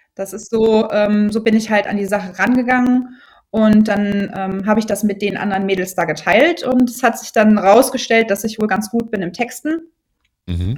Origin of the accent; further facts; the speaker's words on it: Brühl, North Rhine-Westphalia, Germany; Ich komme aus dem Rheinland, ähm, genau genommen aus Brühl, das kennen manche vielleicht vom Phantasialand